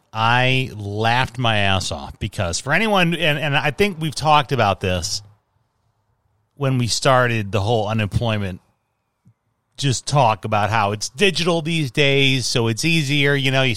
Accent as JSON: {"language": "English", "town": "Chicago", "region": "Illinois", "country": "United States", "tie": "born or raised there", "moved": "yes", "said": "a lot of where I grew up in Chicago were Polish and Mexican immigrant families."}